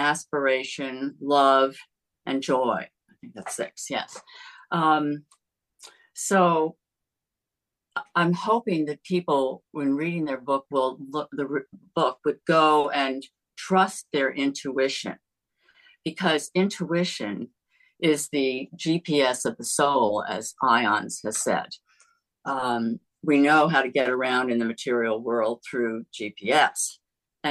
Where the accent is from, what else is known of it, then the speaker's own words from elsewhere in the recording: United States; I grew up near Long Island Sound, and salt water is like in my veins.